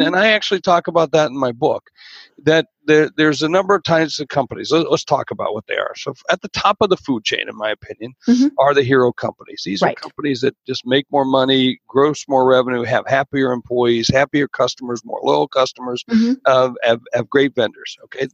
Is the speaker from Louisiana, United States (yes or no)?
no; Georgia, United States; grew up in Georgia. That's actually right. Yeah, although a lot of people know me for South Dakota